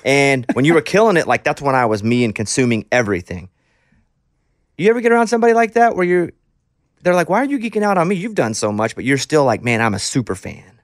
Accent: Arkansas, United States; I grew up poor kid in Arkansas

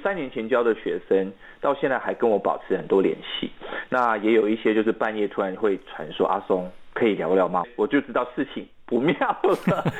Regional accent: Malaysia; first language Mandarin; 对，我的母语是华语嘛，嗯，那我们的国家的语言是马来语。

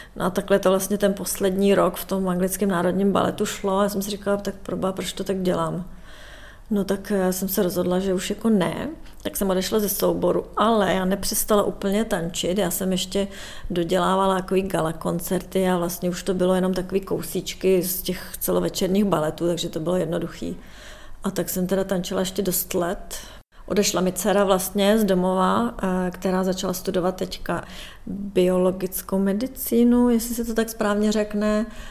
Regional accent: Czechia; moved away as an adult; now in London, United Kingdom; Stále se cítím jako Češka, budu vždycky Češka.

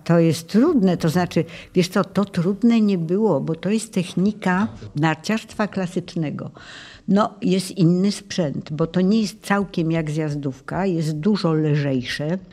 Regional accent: Tarnów, Lesser Poland, Poland; born or raised there; also born or lived in Zhovkva, Ukraine / Krynica Górska

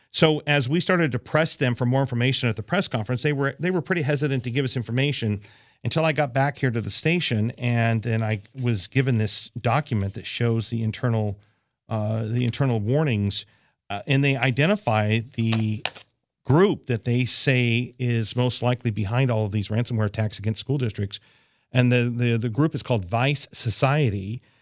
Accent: near NORAD, Colorado, United States; also born or lived in Los Angeles area; now in Los Angeles, United States; It happened right near my hometown

